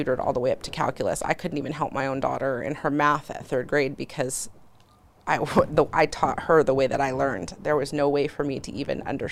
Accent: California, United States; moved away as an adult; being born and raised in California and going through the public school system.

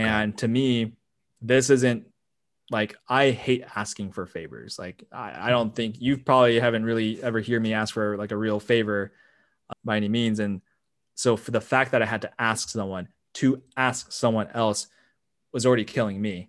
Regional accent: United States; I'm Asian American

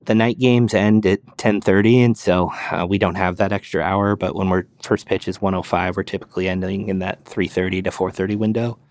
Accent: California, United States; moved away as an adult; also born or lived in Phoenix area, Arizona; now in Scottsdale, United States; California-born, grew up a Giants fan

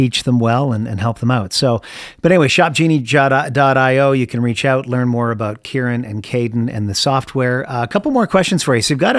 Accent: Canada; moved away; I'm from Canada originally, where we invented hockey, you know?

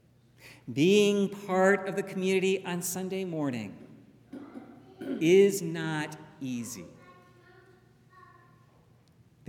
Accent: Dallas, Texas, United States; where I was growing up in Texas, and basically, in Dallas

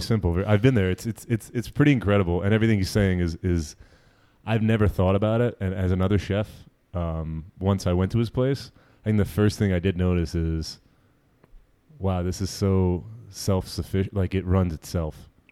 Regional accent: New Jersey, United States; I'm a Jew from Jersey

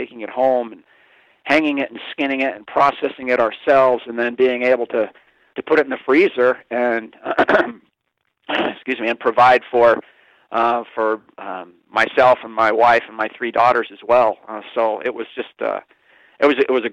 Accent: Kansas, United States; also born or lived in New Orleans, Louisiana / Calgary, Alberta, Canada; now in Montana, United States; I spent the majority of my life actually growing up in Kansas. I was born in New Orleans, spent 3 years up in Calgary, Alberta, Canada as well

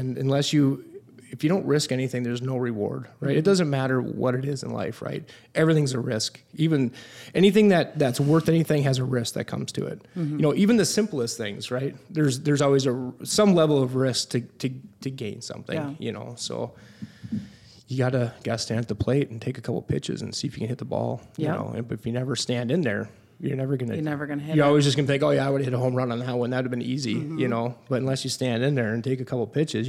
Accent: Buffalo, Minnesota, United States; both the wife and I are born and raised in Buffalo.

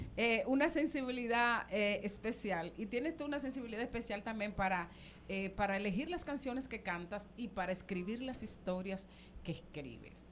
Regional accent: Dominican Republic

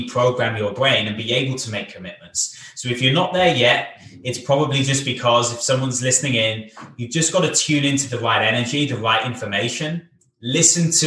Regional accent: Cardiff, Wales, United Kingdom; also born or lived in Bath; In my hometown of Cardiff

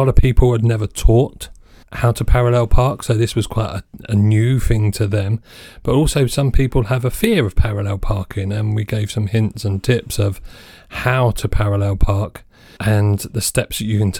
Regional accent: United States; You know, I'm from the States, so again, a different perspective on driving.

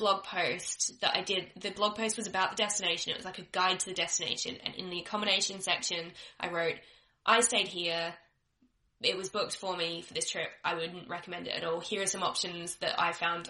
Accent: Australia; I'm Australian

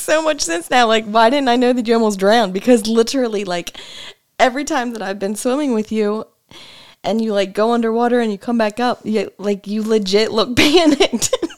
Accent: Springfield, Illinois, United States; also born or lived in Chatham, Illinois / Beardstown, Illinois; I was born in Springfield, Illinois. Um, raised in Springfield, Chatham, Beardstown with my mom.

